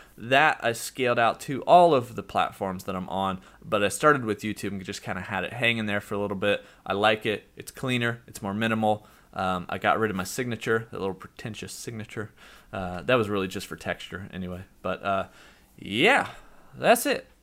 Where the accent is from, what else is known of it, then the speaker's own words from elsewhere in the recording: United States; I'm from the United States